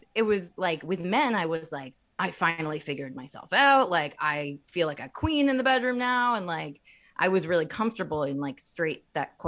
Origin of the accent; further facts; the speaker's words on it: Bloomington, Indiana, United States; I'm from Indiana. I'm from Bloomington, Indiana